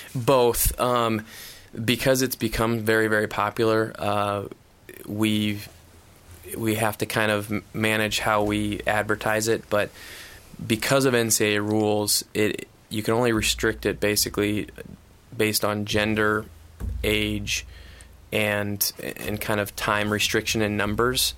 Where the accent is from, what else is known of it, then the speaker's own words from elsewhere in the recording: Iowa, United States; I grew up in Iowa